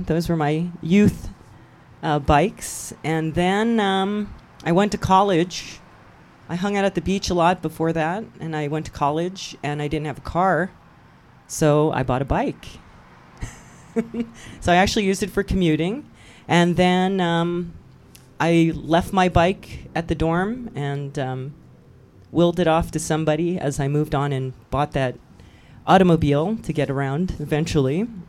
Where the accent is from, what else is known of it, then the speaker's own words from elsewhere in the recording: Oahu, Hawaii, United States; now in Los Angeles, United States; And I grew up in Hawaii.